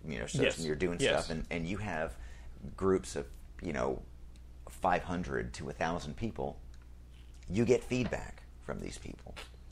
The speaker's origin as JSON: {"language": "English", "region": "New York", "country": "United States", "tie": "born or raised there", "said": "Out towards West Hampton."}